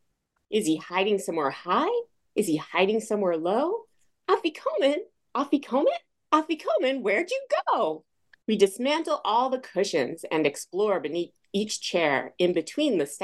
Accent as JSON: {"language": "English", "town": "Foster City", "region": "California", "country": "United States", "tie": "born or raised there", "also_born_or_lived": "Smithtown, New York", "said": "my parents moved to the Bay Area in California, Foster City, when I was 2 years old, 2.5. And then I grew up out in the Bay Area"}